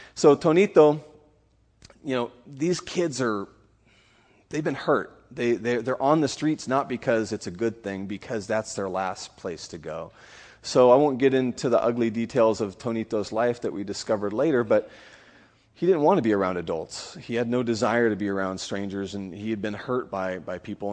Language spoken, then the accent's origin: English; California, United States; now in Honduras; I'm originally from California